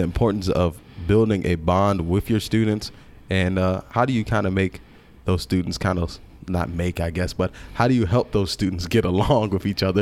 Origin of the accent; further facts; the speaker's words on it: Henrico High School, Henrico County, Virginia, United States; I came from Henrico High School